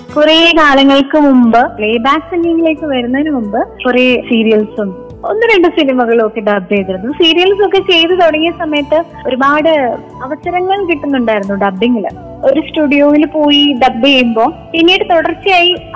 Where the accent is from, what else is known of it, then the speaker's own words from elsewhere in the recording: Thiruvananthapuram, Kerala, India; ഞാൻ ജനിച്ചു വളർന്നത് തിരുവനന്തപുരത്തെ പൂജപ്പുര മുടവൻമുകൾ എന്ന് പറഞ്ഞ സ്ഥലത്താണ്